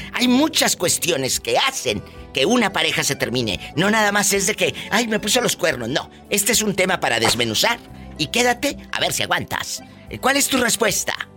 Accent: Matamoros, Tamaulipas, Mexico; Yo soy de Tamaulipas, de Matamoros, Tamaulipas

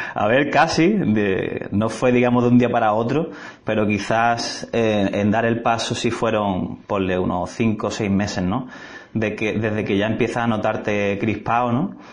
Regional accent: Algeciras, Andalusia, Spain; moved away; Soy de, de Algeciras, gaditano

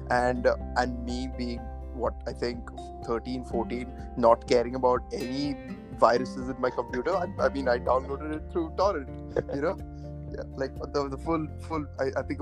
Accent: Pune, Maharashtra, India; moved away; also born or lived in Coventry; I'm from Pune, India.

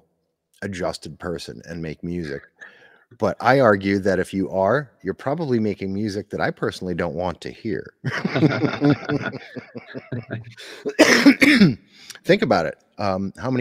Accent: Northeastern Pennsylvania, United States; growing up in, I'm from the Northeast in Pennsylvania

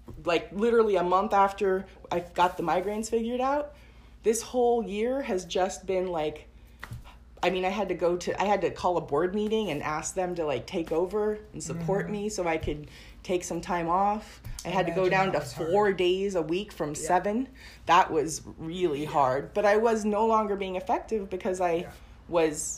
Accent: Portland, Oregon, United States; also born or lived in Tigard; I grew up in Portland, but then I moved to the suburbs.

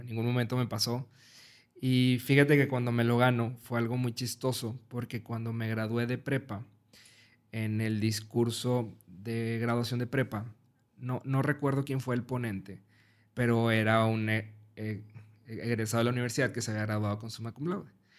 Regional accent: Mexico; yo soy mexicano

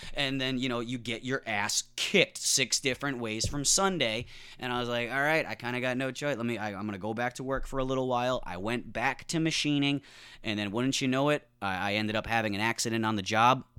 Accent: New England, United States; I grew up in New England

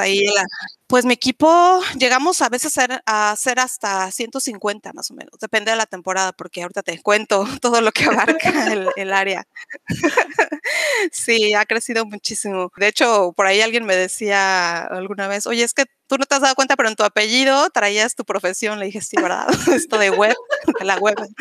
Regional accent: Mexico City, Mexico; moved away as an adult; also born or lived in Spain / Cancún, Quintana Roo; now in Playa del Carmen, Mexico; yo soy originaria de la Ciudad de México

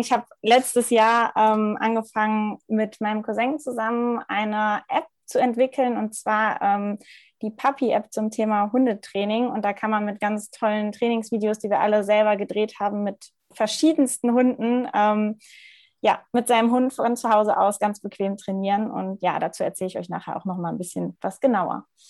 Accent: Ruhr area, North Rhine-Westphalia, Germany; now in Munich, Germany; komme aus, ja, e-, eigentlich aus dem Ruhrgebiet. Momentan ähm, lebe ich noch in München

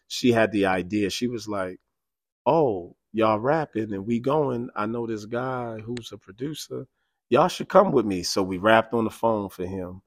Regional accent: New York City, New York, United States; also born or lived in Harlem; born and raised in the South Bronx

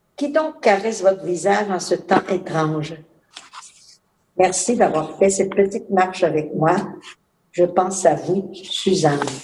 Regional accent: Saint-Casimir, Quebec, Canada; moved away as an adult; also born or lived in Africa / Latin America / Ahuntsic, Montreal; now in Montreal, Canada; Je suis native de Saint-Casimir de Portneuf. J'ai, je suis née et j'ai vécu en campagne sur une ferme

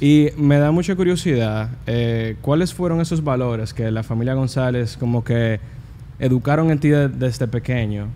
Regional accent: United States; yo nací en Estados Unidos

